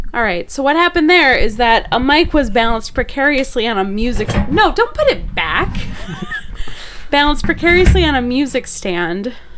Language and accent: English; Wisconsin, United States; moved away; I'm from Wisconsin